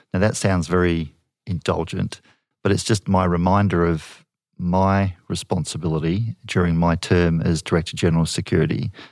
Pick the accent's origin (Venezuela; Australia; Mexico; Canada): Australia